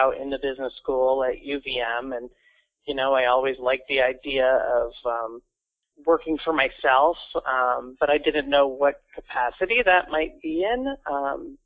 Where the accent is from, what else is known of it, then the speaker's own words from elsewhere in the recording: Barre, Vermont, United States; I grew up here in Vermont. I grew up in the town of Barrie